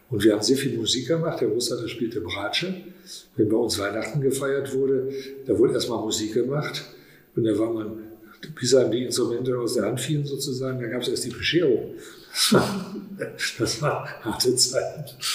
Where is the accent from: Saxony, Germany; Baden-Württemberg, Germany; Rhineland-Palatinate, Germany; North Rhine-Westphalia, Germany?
North Rhine-Westphalia, Germany; Soest; Und ich bin in Soest aufgewachsen, habe Abitur gemacht und ähm, ich fühle mich auch als Soester durch den Klassenverbund